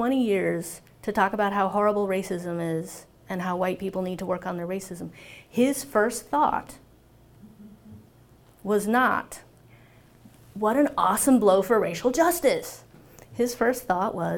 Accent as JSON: {"language": "English", "area": "Orange County", "region": "California", "country": "United States", "tie": "born or raised there", "said": "I grew up in Orange County, California"}